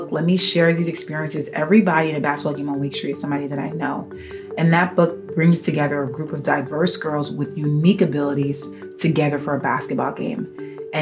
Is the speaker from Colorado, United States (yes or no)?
no; New York City, New York, United States; as a young girl growing up in New York City